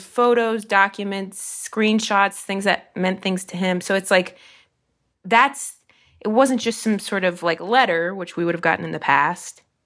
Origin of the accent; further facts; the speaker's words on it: Dayton, Ohio, United States; the Y W C A of Dayton in my hometown